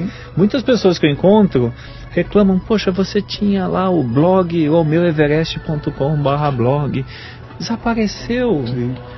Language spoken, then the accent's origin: Portuguese; Brazil; como um bom brasileiro